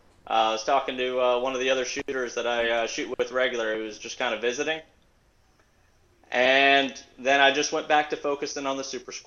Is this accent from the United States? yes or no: yes; South Florida, United States; moved away as an adult; now in Alabama, United States; I moved here about 12 years ago, and I'm a Florida fan. I grew up down in South Florida.